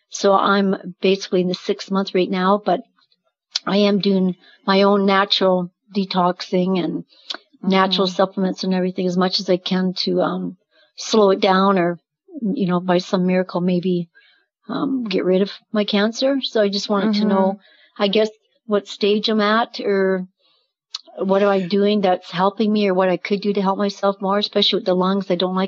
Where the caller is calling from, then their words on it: Lamont, Alberta, Canada; I'm calling from Lamont, Alberta, Canada.